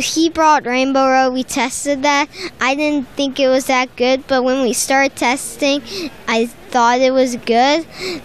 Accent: Cape Coral, Florida, United States; I'm from Cape Coral, Florida in the USA

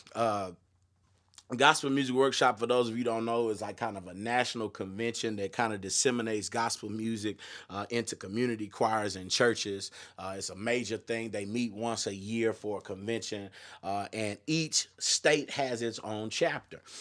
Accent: Austin, Texas, United States; I grew up in the Austin area and was a part of the gospel music scene

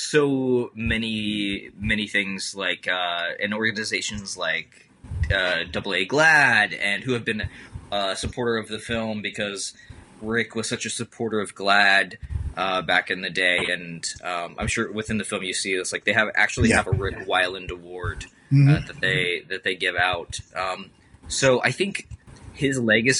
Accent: Midwest, United States; also born or lived in the South / San Francisco; now in Seattle, United States; I grew up in the Midwest

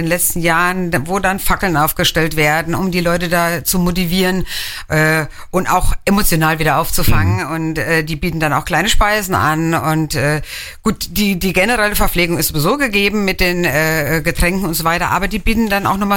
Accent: Hennweiler, Rhineland-Palatinate, Germany; Ich bin selber auch aus Hennweiler.

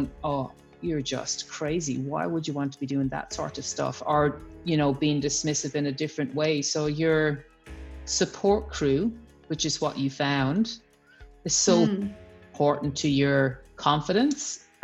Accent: Ireland; moved away as an adult; now in Australia; I'm Irish

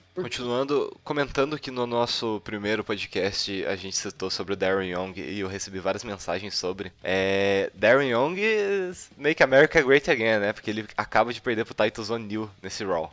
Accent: Brazil; eu sou brasileiro

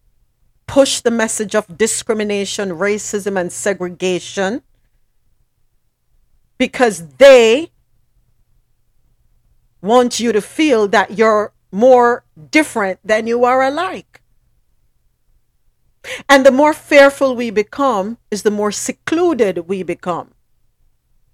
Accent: Jamaica; moved away; I'm from the Caribbean. I'm from Jamaica

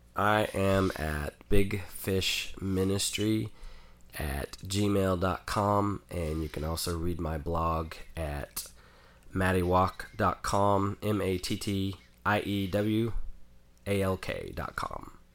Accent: Oklahoma, United States; growing up in Oklahoma and not fitting

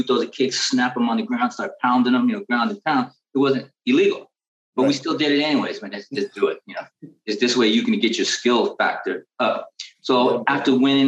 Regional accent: San Francisco, California, United States; I'm born and raised in San Francisco, California

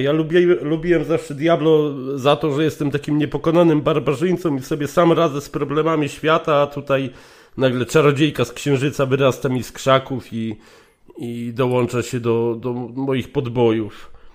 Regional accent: Legnica, Lower Silesian Voivodeship, Poland; now in Germany; Jestem z Legnicy

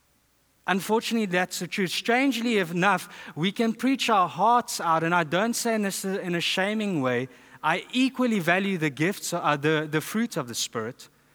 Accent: South Africa; moved away; I'm from South Africa.

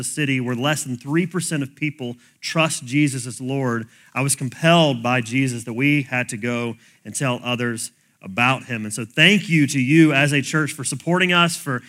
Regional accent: Birmingham, Alabama, United States; And so I grew up in Birmingham, Alabama, so I grew up with an accent.

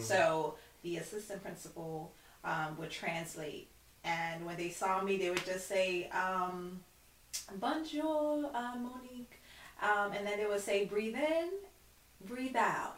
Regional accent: Brooklyn, New York, United States; I'm known as a Guyanese Haitian because I grew up in the Haitian community. I, I live in a Flatbush community

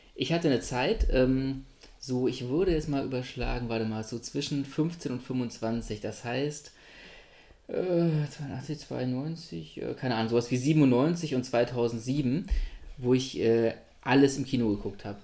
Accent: Göttingen, Lower Saxony, Germany; von Göttingen aus, wo ich gewohnt habe als Kind

